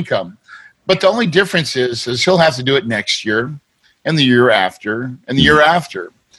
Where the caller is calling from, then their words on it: Phoenix, Arizona, United States; You know, I like to go there a lot, but right now I'm in Phoenix, Arizona.